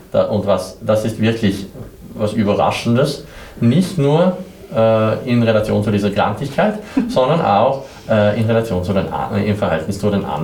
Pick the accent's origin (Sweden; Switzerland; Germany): Sweden; southern Sweden; now in Vienna, Austria; Ich komme aus Schweden. Ich komme aus Südschweden, äh, eine sehr kleine unbekannte Stadt, aber in Nähe von Mandel.